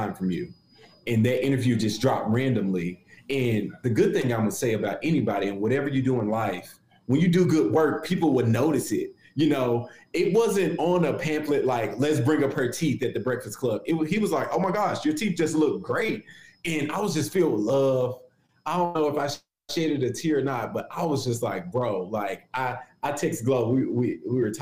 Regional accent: Memphis, Tennessee, United States; I'm from Memphis

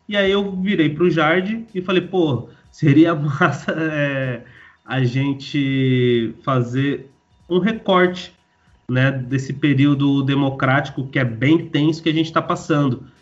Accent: Guarulhos, São Paulo, Brazil; saí da minha quebrada, sozinho, né? É, saí, saí dali de, de Guarulhos, do Jardim Reis, da favela do 12. Foi o primeiro momento da minha vida, com 17 anos, que eu saí

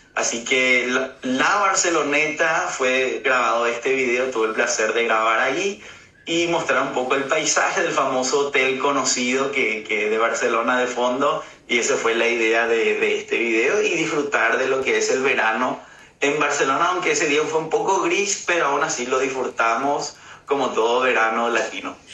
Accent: Paraguay; now in Germany; yo soy de Paraguay, así que tengo la cultura paraguaya y bueno, mi papá es alemán y vivo aquí en Alemania

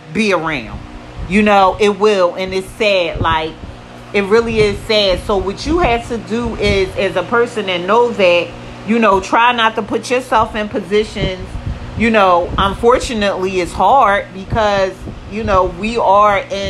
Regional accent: United States; I am African American

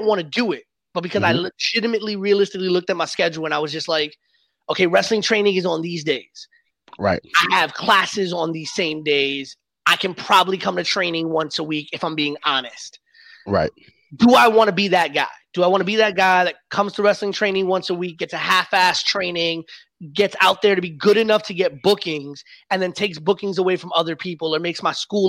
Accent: New York City, New York, United States; I grew up in the Bronx

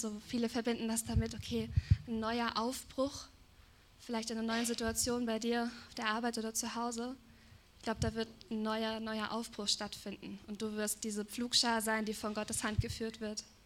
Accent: Germany; bin Deutsche, wir Deutschen

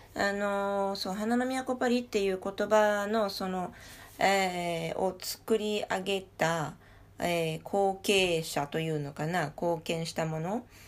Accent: Paris, Île-de-France, France; 私も実際にそこで育っている

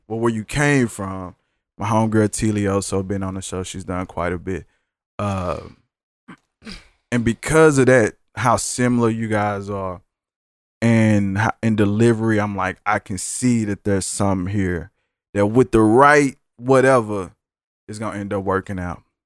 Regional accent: Dallas, Texas, United States; I'm from Dallas, too

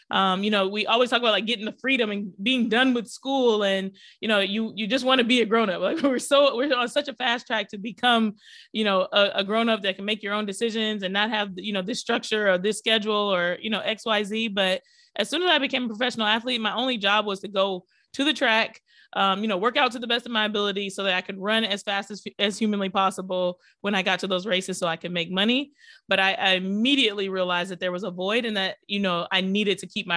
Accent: Pennsylvania, United States; also born or lived in Detroit, Michigan / Miami, Florida; I moved to Pennsylvania back with my dad where I was born. And I was the only Black girl in my graduating class

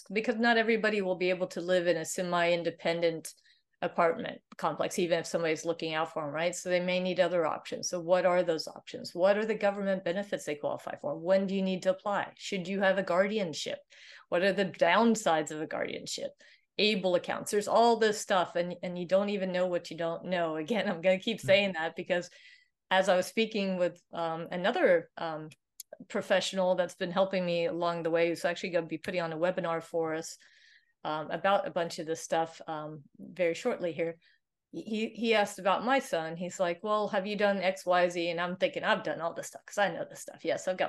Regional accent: Sweden; English is a second language; So I'm originally from Sweden, so Viking blood is there.

